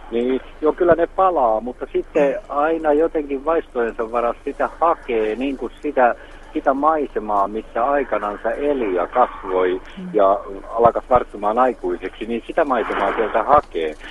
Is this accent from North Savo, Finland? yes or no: no; Jalasjärvi, South Ostrobothnia, Finland; now in Vaasa, Finland; mä olen syntyisin Etelä-Pohjanmaalta ja mä palaan joskus ja käyn syntymäkotona